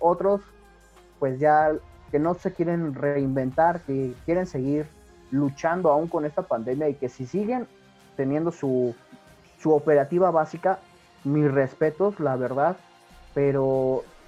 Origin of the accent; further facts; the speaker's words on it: Mexico; Como buen mexicano